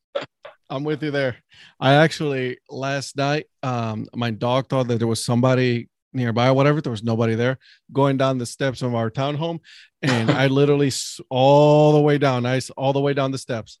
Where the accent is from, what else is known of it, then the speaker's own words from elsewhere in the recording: Cleveland, Ohio, United States; now in North Carolina, United States; I'm from Cleveland